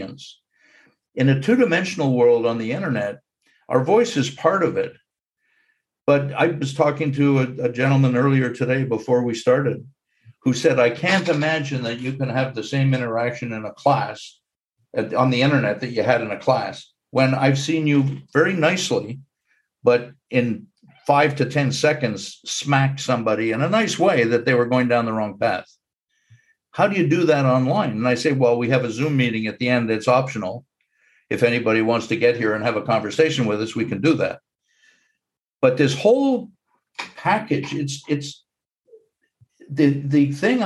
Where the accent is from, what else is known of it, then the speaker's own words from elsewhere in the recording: Montreal, Quebec, Canada; When I was growing up in Montreal